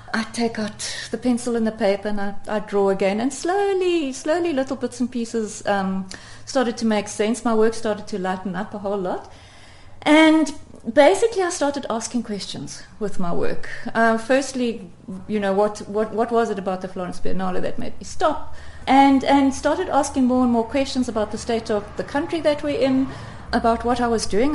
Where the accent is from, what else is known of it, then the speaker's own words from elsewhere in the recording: South Africa; such a real South African in many ways, in that I um, I have an Afrikaans father and an, and an English mother